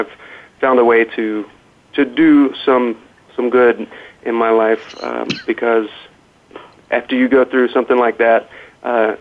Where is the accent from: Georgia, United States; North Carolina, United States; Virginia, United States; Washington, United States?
North Carolina, United States; we were airlifted back to North Carolina from where I'm from